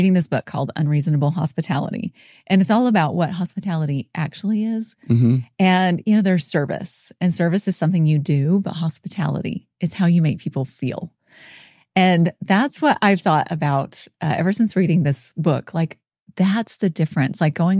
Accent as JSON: {"language": "English", "town": "Dothan", "region": "Alabama", "country": "United States", "tie": "born or raised there", "also_born_or_lived": "Palatka, Florida", "said": "So I am Southern, born and raised in Alabama. Well, actually born in Florida. So born in kind of the Jacksonville area, a teeny little town called Palatka, Florida."}